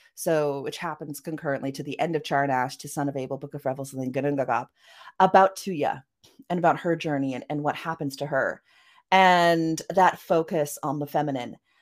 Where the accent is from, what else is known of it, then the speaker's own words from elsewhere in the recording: Vancouver, British Columbia, Canada; accent: Vancouver; also born or lived in Norway; I was raised, you know, going between uh, Norway and Canada, although I spent most of my time in Canada. Um, as you can hear from my accent, I yeah, Def- know, definitely that Vancouver that Vancouver accent of mine